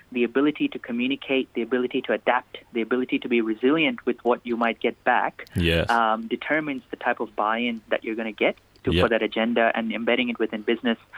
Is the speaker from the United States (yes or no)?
no; Nigeria; There was quite a significant Indian community. Um, and um, I went to an Indian school.